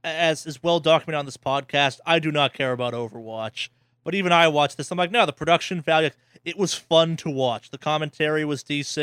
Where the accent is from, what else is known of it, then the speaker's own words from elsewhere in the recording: Boston, Massachusetts, United States; now in Los Angeles, United States; Because I grew up in Boston.